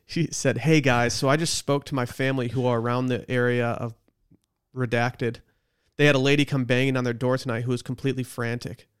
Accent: Harbor Springs, Michigan, United States; born or raised there

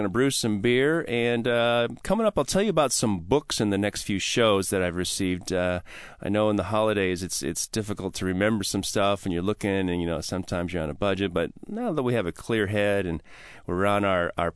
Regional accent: Wisconsin, United States; I'm a Wisconsin guy

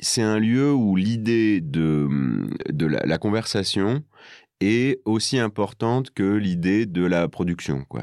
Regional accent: northern France, France; moved away as an adult; now in Paris, France; là d'où je viens, dans le nord

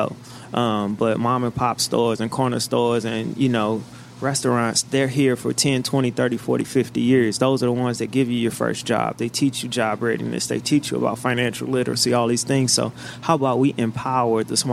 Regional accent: St. Louis, Missouri, United States; We're both from the South Side

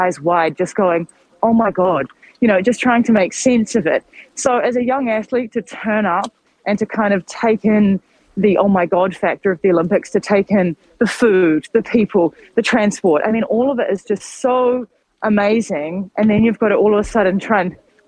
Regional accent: New Zealand; moved away

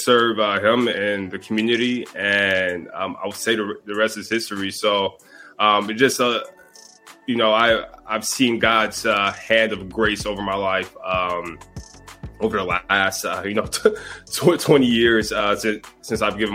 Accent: Detroit, Michigan, United States; I grew up in Detroit, Michigan, in the inner city

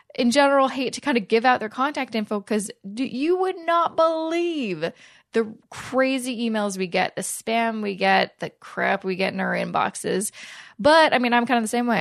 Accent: Canada; we're Canadian

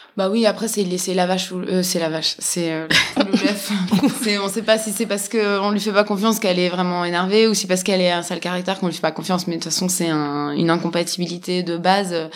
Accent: Switzerland; j'ai grandi en Suisse

